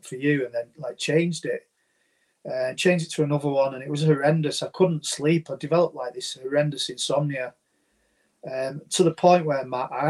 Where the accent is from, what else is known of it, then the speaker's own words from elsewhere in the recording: St Helens, North West England, United Kingdom; where I live, so I'm from the Northwest, St. Helens in the UK